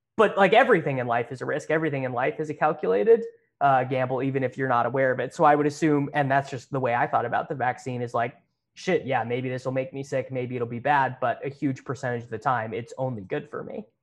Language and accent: English; Kansas, United States; I grew up playing in Kansas